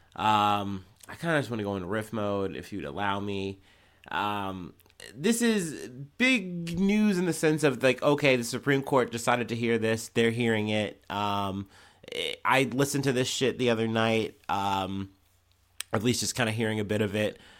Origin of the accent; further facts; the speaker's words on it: United States; as an American, someone in the West